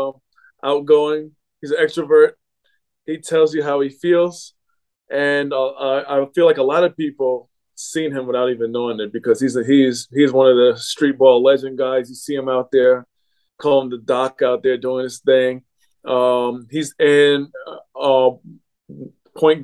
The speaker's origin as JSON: {"language": "English", "country": "United States"}